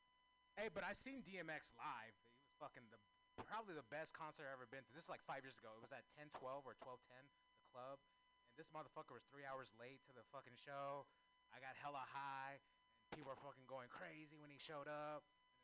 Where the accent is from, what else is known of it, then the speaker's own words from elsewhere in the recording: United States; I can say that. I'm Native American.